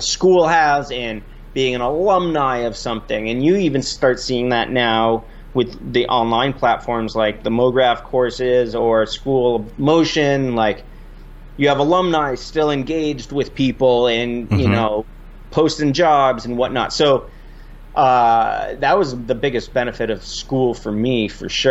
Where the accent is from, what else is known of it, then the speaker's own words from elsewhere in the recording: Vermont, United States; I'm from Vermont here, and born and raised here